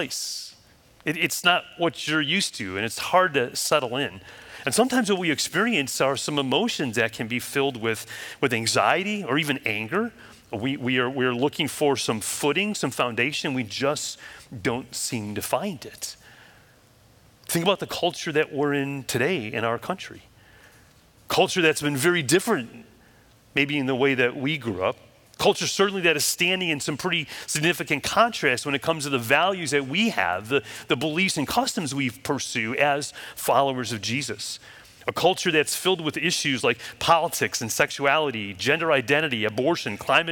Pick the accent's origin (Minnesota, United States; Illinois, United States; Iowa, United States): Illinois, United States; Chicago; now in Florida, United States; I grew up in Chicago, and literally coming to Florida 20 years ago was like, whoa, culture shock